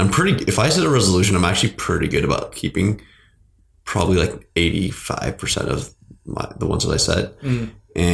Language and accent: English; Seattle, Washington, United States; born and raised in Seattle